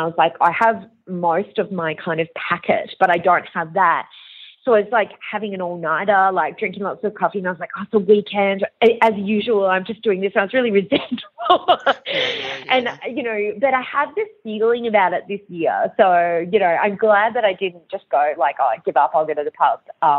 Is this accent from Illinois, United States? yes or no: no; Long Island, New York, United States; I grew up partly in America, and I grew up in Long Island, and this is where this crime had occurred.